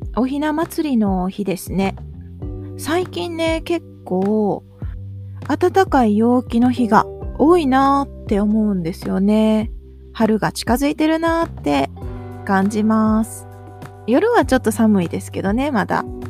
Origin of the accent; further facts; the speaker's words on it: Japan; 日本で生まれ育った私